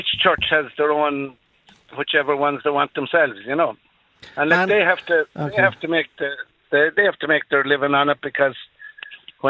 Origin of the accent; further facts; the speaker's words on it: Drumshanbo, Leitrim, Ireland; I'm not in Drummond in County Leitrim at the moment. I'm from Drummond in County Leitrim.